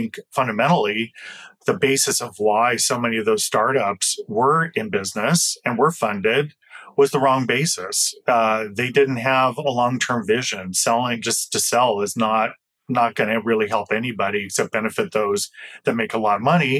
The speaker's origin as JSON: {"language": "English", "area": "Flathead Indian Reservation", "region": "western Montana", "country": "United States", "tie": "born or raised there", "said": "I grew up on the Flathead Indian Reservation located in western Montana"}